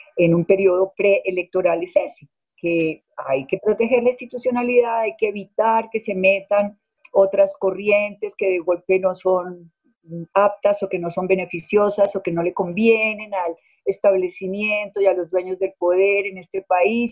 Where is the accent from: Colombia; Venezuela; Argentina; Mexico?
Colombia; nosotros, los colombianos